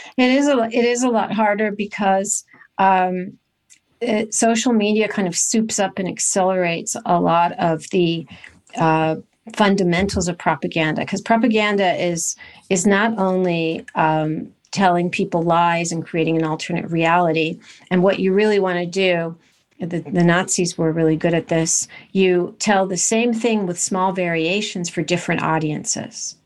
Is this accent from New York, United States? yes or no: no; Los Angeles, California, United States; I grew up in California in a very nice, uh, seaside town between Malibu and Santa Monica